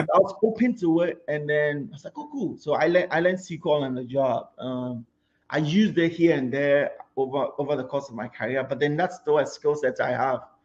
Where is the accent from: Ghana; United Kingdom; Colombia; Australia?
Ghana; Kumasi, Ashanti; moved away as an adult; now in United States; I grew up in Kumasi to start off with.